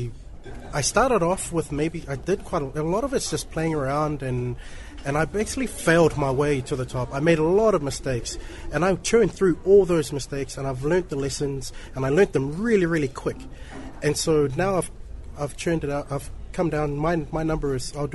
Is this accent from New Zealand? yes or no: yes; New Zealand; Grew up in New Zealand, born and raised in New Zealand